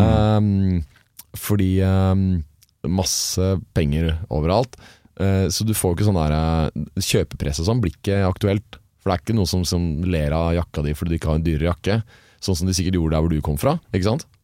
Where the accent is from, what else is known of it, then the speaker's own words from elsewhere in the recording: Oslo, Norway; Jeg vokste opp på eh, vest, Oslos vestkant, like ah, ja. ved unnarennet på Hoppbakken